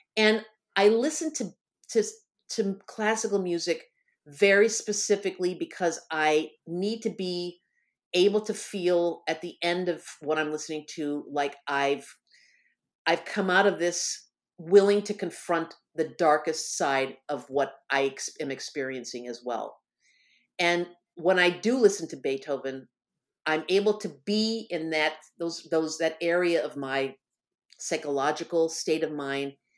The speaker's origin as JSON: {"language": "English", "region": "Michigan", "country": "United States", "tie": "born or raised there", "also_born_or_lived": "Bloomington, Indiana", "moved": "as an adult", "said": "I was gonna move away from Bloomington, Indiana, to my home state of Michigan"}